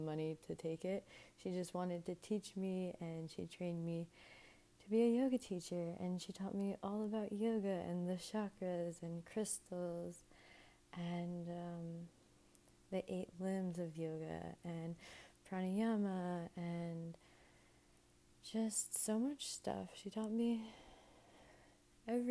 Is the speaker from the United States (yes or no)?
yes; New Jersey, United States; moved away as an adult; also born or lived in Miami; I moved from my hometown in New Jersey to Miami to go to college